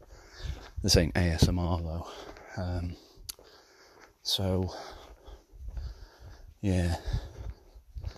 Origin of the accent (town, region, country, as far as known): Isle of Man; born or raised there